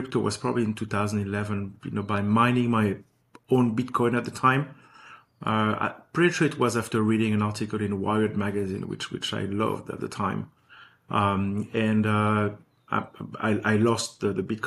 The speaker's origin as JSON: {"language": "English", "town": "Paris", "region": "Île-de-France", "country": "France", "tie": "born or raised there", "also_born_or_lived": "New York", "moved": "as an adult", "lives_now": "Los Angeles, United States", "said": "I was born and raised in Paris"}